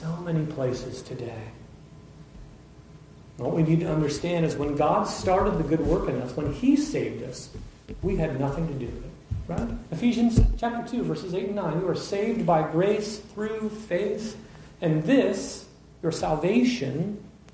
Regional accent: Washington, United States; I'm from Washington

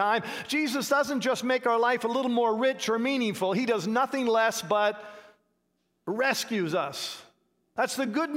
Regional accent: Canada; now in United States; I grew up in Canada, and my wife and I are American citizens now

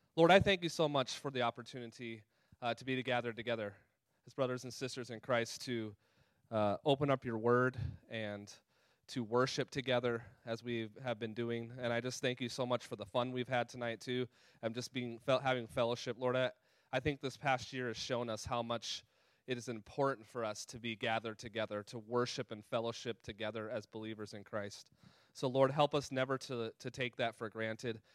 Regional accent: California, United States; moved away; also born or lived in Colorado; that was where I was born and raised out in California and Colorado.

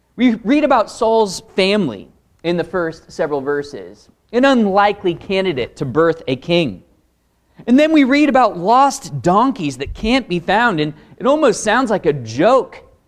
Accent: Pacific Northwest, United States; Born and raised in the Pacific Northwest. That's me

